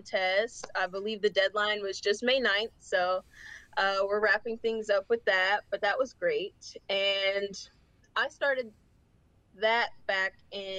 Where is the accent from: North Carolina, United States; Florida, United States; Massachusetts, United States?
North Carolina, United States; Charlotte; I'm from Charlotte, North Carolina. I'm 18. I'm a senior in high school until Saturday